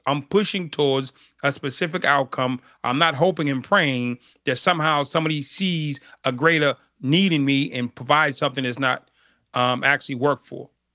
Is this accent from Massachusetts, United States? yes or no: yes; Boston, Massachusetts, United States; I grew up in Boston, Massachusetts